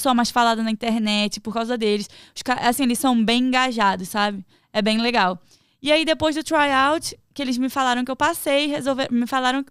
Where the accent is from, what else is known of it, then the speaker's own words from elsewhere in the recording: Rio de Janeiro, Brazil; moved away as an adult; now in United States; eu sou do Rio